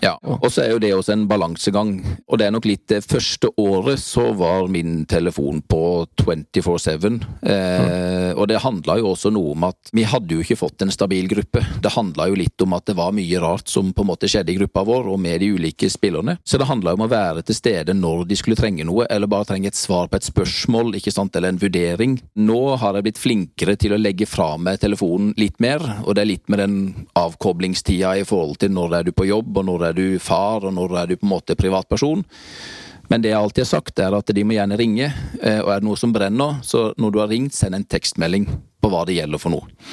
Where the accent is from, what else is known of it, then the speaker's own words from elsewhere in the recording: Grimstad, Agder, Norway; moved away as an adult; født og oppvokst i Grimstad